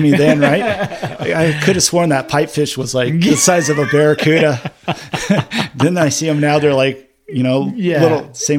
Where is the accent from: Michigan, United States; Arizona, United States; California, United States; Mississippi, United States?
California, United States; Dana Point; also born or lived in Redondo Beach, California / Huntington Harbor, California; I grew up in Dana Point. I was born in Redondo Beach, but I know, you know, I spent a lot of time in Redondo Beach, King Harbor.